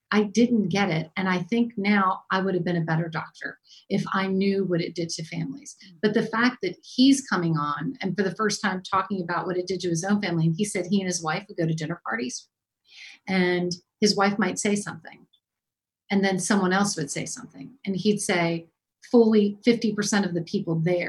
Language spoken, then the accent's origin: English; Maryland, United States; I'm from Maryland